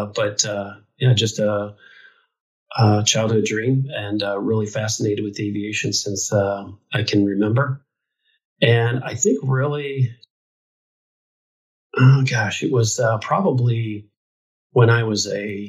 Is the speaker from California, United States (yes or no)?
no; Quincy, Illinois, United States; my hometown, which is Quincy, Illinois